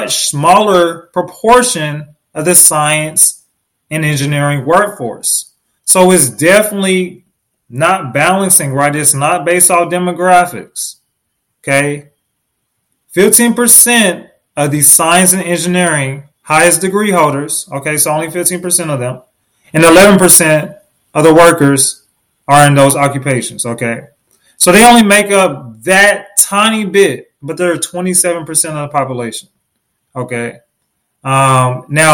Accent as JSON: {"language": "English", "town": "Oklahoma City", "region": "Oklahoma", "country": "United States", "tie": "born or raised there", "said": "I was born in Oklahoma City, Oklahoma."}